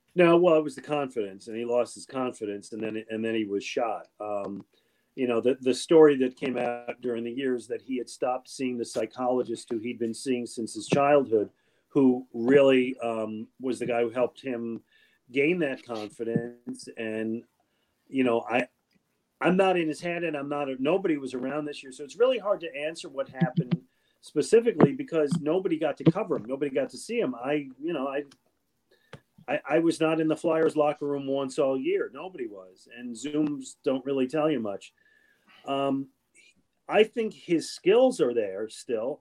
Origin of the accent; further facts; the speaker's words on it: Buffalo, New York, United States; I grew up in Buffalo, New York